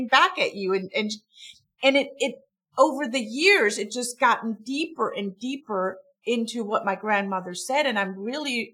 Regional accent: Stuttgart area, Baden-Württemberg, Germany; English is a second language; moved away as an adult; also born or lived in Munich, Germany / Heilbronn, Germany; now in Atlanta, United States; I'm from Germany. I'm from the Stuttgart area

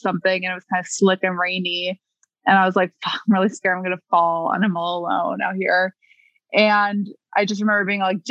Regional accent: California, United States; I'm from California.

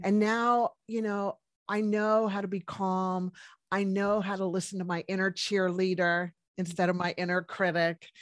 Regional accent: Washington, District of Columbia, United States; moved away as an adult; also born or lived in Colorado; now in New Zealand; originally from Washington, D C. I am American, but, uh, moved to New Zealand in two thousand

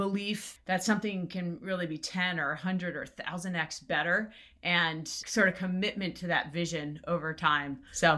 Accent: East Coast, United States; I grew up in the East Coast

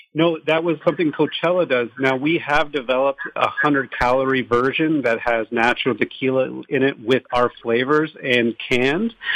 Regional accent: Toronto, Ontario, Canada; moved away as an adult; now in Los Angeles, United States; we're from Toronto originally

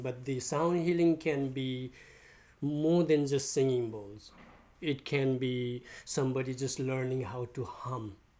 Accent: Nepal; now in St. Petersburg, United States; I'm from Nepal. I came to US 20 years ago

